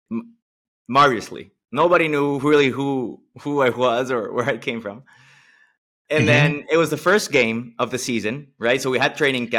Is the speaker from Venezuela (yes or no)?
yes; Venezuela; we're born and raised in Venezuela